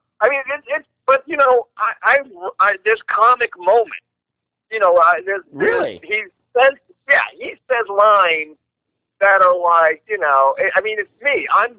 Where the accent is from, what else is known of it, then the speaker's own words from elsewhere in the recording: New York, United States; I am a New York smartass.